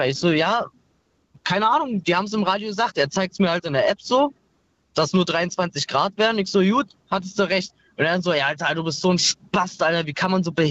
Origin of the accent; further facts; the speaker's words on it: Glöwen, Brandenburg, Germany; Aus Glöwen.